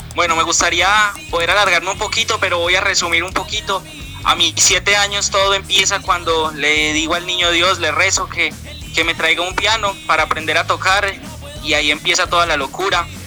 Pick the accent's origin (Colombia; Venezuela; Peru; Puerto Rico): Colombia; Pereira, Risaralda; Somos de Pereira